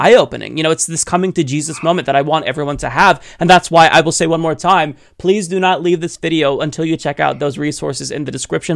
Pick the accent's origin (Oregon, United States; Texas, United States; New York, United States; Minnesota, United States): Oregon, United States; Portland; moved away; I grew up in Saint John's in Portland, Oregon. This is in North Portland